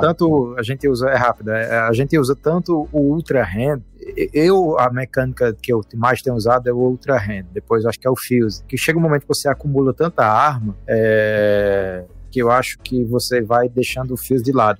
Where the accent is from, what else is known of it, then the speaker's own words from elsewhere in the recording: Brazil; nós somos brasileiros, a gente sabe a condição do nosso país